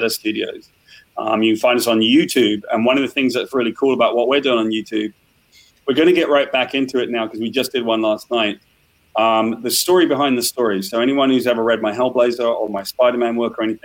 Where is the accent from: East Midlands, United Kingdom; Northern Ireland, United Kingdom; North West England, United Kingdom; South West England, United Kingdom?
South West England, United Kingdom; West Country; I grew up in the West Country in a caravan